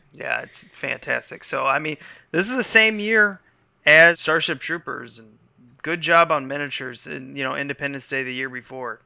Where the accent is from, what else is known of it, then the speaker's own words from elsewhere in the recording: United States; as an American